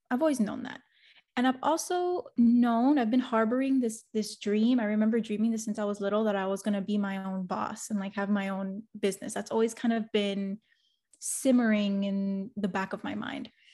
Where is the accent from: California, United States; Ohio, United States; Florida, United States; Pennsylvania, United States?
Florida, United States; Miami; I'm first generation Cuban American, and I grew up in Miami